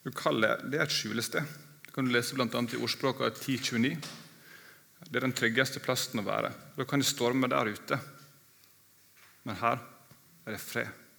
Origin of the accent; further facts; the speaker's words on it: Ålesund, Møre og Romsdal, Norway; now in Mandal, Norway; i Ålesund, der jeg kommer fra